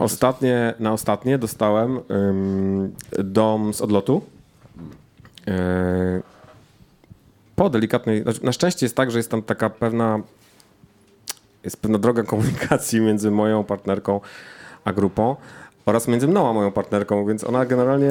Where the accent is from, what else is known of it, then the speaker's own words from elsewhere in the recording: Jelenia Góra, Lower Silesian Voivodeship, Poland; Ja jestem z Jeleniej Góry